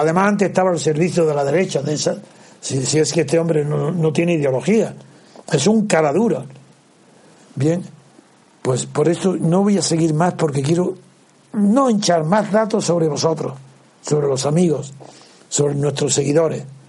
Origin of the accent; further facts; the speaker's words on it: Andalusia, Spain; yo soy andaluz